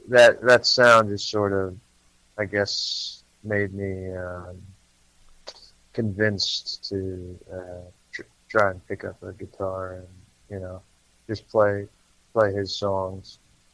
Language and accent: English; Connecticut, United States; moved away as an adult; now in Pennsylvania, United States; I grew up in Connecticut about an hour outside of New York City.